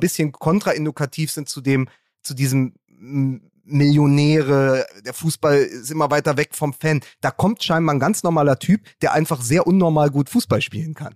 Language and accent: German; Berlin, Germany; ich bin ja Berliner